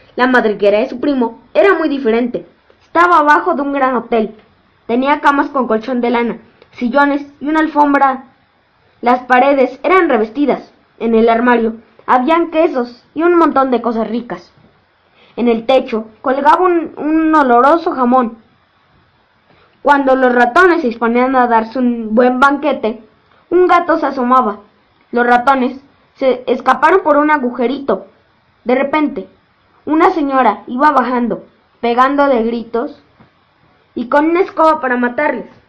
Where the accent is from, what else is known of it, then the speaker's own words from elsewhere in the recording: Mexico; tengo 10 años, y soy de México